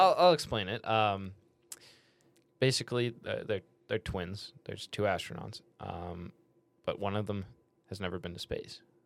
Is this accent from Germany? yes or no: no; Canada; I'm Canadian.